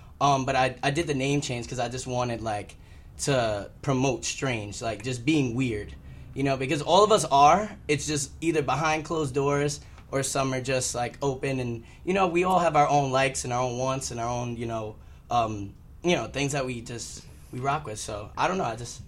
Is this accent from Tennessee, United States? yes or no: no; Staten Island, New York, United States; also born or lived in Manhattan; Upper. So I was like 125th, around 125th. So, but then like my parents moved out to Staten Island, and I've been out there like ever since.